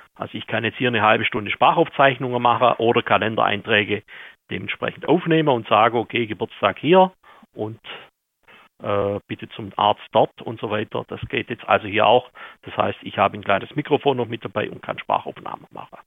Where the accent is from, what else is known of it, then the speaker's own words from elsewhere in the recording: Austria; also born or lived in Vienna; Ich selber bin eigentlich aus Aulerdorf, arbeite jetzt aber in Wien